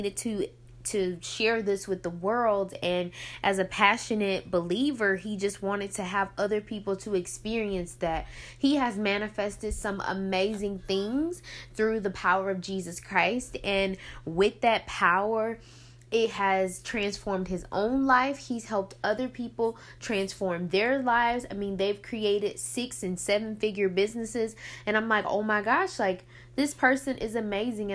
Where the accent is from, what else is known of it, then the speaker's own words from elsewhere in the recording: Picayune, Mississippi, United States; my hometown of Picayune.